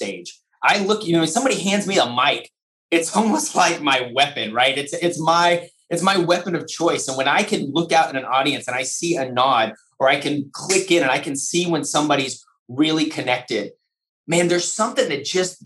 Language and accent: English; Lubbock, Texas, United States; First grade, West Texas in Lubbock, Texas, Murphy Elementary School